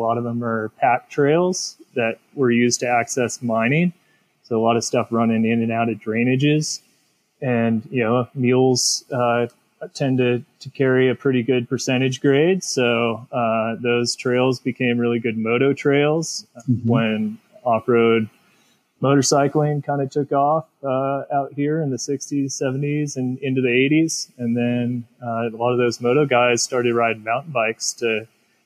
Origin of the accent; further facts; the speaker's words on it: Oregon, United States; moved away as an adult; also born or lived in Hood River, Oregon / Portland, Oregon / Ashland, Oregon; now in Sun Valley, United States; I grew up in Oregon and started riding mountain bikes in, 1995, 1996 at a really young age.